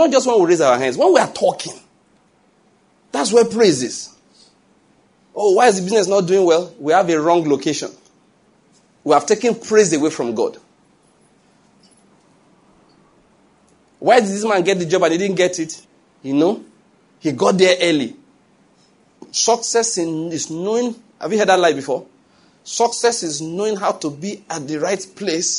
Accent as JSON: {"language": "English", "country": "Nigeria", "said": "I'm Nigerian"}